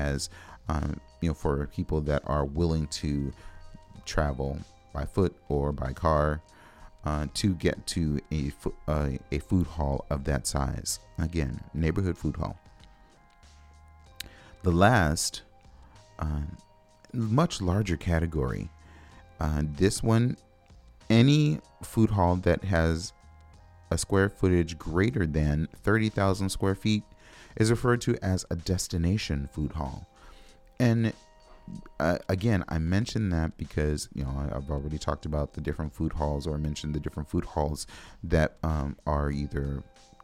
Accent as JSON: {"language": "English", "town": "Los Angeles", "region": "California", "country": "United States", "tie": "born or raised there", "moved": "yes", "lives_now": "Minneapolis, United States", "said": "I was born and raised in Los Angeles"}